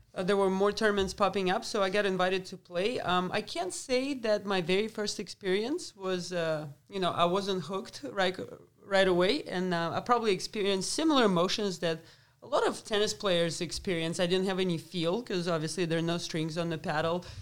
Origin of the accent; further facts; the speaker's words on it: Moscow, Russia; moved away as an adult; also born or lived in Lubbock, Texas; I grew up in Moscow, so it's a big city